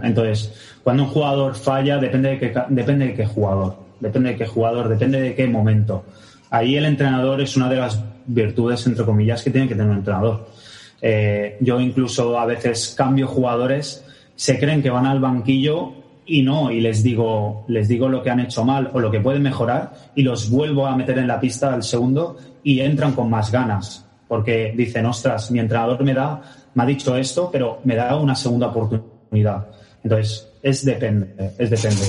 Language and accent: Spanish; Barcelona, Catalonia, Spain; Yo también soy de Barcelona, sí, sí, yo también soy de Barcelona